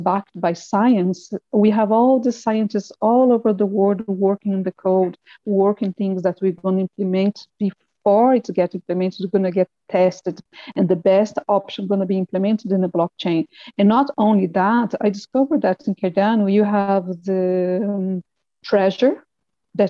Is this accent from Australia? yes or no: no; Brazil; I am a teacher from Brazil